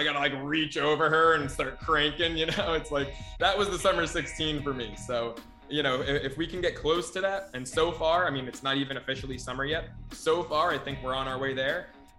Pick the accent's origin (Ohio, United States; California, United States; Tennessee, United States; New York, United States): New York, United States; moved away as an adult; now in Los Angeles, United States; growing up in New York